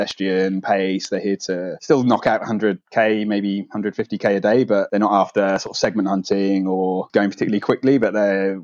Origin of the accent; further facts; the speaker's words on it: Norfolk, East of England, United Kingdom; moved away as an adult; also born or lived in North Wales; now in Vietnam; I'm from Norfolk